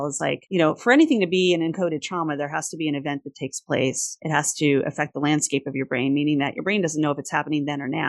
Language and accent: English; New York, United States; I'm a New Yorker